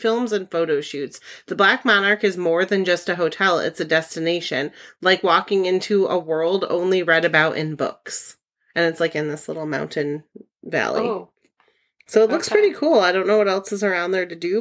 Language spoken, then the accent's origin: English; New England, United States; we're from New England